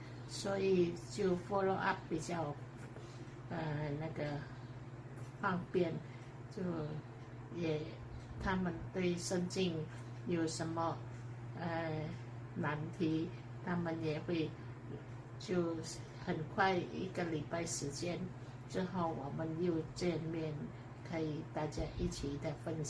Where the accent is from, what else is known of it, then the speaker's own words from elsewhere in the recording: Indonesia; born there; 因为我们是印尼出生，我们可以跟他们沟通。